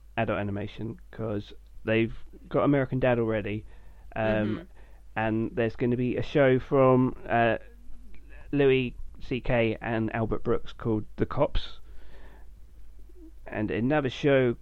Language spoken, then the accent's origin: English; United Kingdom; as a British person